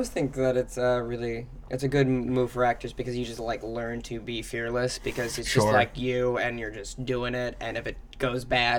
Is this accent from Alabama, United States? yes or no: no; Minnesota, United States